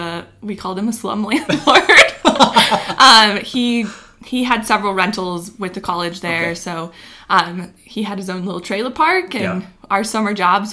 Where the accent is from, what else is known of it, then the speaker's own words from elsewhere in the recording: Chattern, South Dakota, United States; Maybe still in Chattern.